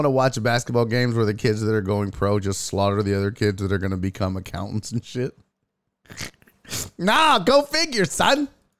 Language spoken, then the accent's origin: English; Louisiana, United States; I grew up in Louisiana, no major league team, so I understand.